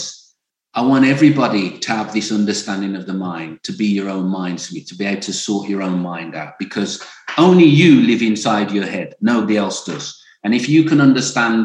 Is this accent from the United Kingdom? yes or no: yes; Birmingham, West Midlands, United Kingdom; I grew up in Birmingham